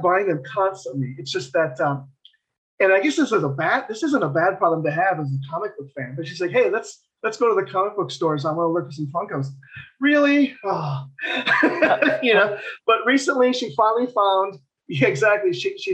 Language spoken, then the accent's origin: English; Wisconsin, United States; moved away as an adult; now in Tennessee, United States; I just recently moved. I'm in Tennessee. I'm in Tennessee now. I'm from Wisconsin